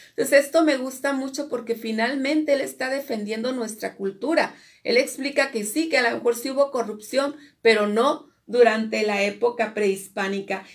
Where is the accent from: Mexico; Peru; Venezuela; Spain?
Mexico; nosotros como pueblo mexicano